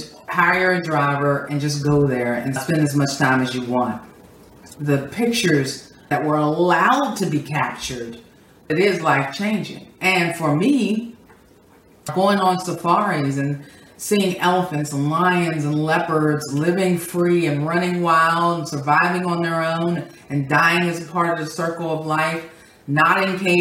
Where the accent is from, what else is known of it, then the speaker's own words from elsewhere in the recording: Pittsburgh, Pennsylvania, United States; moved away as an adult; also born or lived in Indiana / Washington, D.C.; Growing up in Pittsburgh, living in the hood, being taught by white people